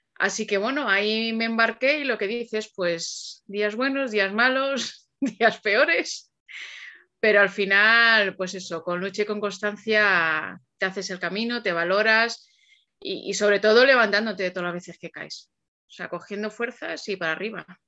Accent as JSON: {"language": "Spanish", "town": "Alcalá de Henares", "region": "Community of Madrid", "country": "Spain", "said": "yo soy de Alcalá de Henares, ¿vale? Yo no pasaba de Torrejón, que está a 10 kilómetros de aquí."}